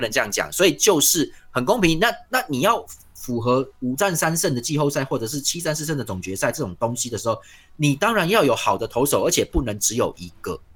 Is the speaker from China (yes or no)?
no; Tainan, Taiwan; 像我们台南人的日常